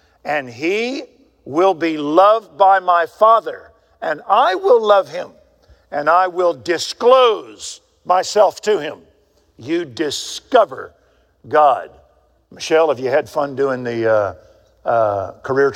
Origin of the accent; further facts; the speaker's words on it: Waco, Texas, United States; when I grew up in Waco, Texas, I had a guy live next door to me named Ralph Smith